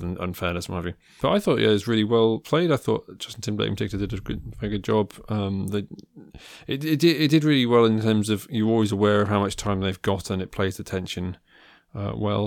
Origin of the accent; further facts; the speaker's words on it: Midlands, United Kingdom; I grew up in the Midlands.